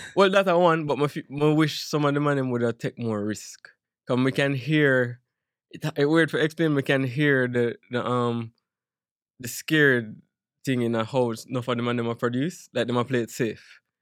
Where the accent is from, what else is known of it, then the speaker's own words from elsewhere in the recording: Jamaica; moved away as an adult; now in United States; I'm Jamaican